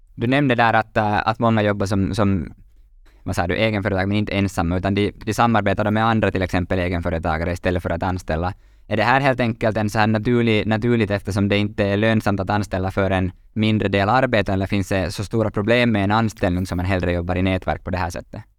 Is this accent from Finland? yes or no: yes; Finland; vi är lite bekväma finländare